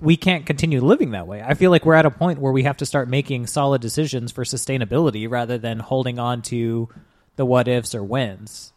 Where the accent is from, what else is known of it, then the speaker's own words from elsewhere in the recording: United States; As an American